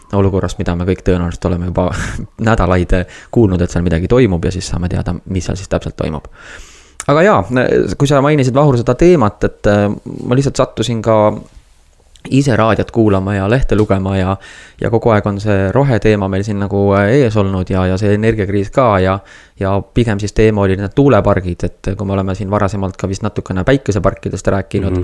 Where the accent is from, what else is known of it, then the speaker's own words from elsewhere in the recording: Estonia; oleme ikka eestlased